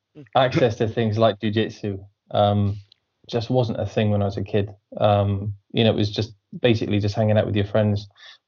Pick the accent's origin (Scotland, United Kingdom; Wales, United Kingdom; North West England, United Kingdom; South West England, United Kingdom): Wales, United Kingdom; Pembrokeshire; I grew up down west in Pembrokeshire